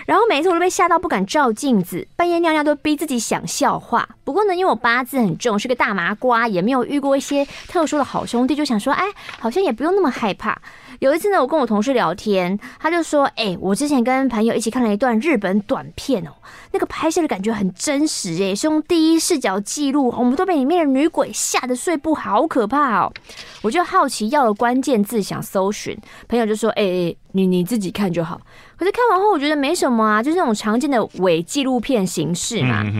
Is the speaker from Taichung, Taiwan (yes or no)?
yes; Taichung, Taiwan; 我从小就喜欢灵异题材的作品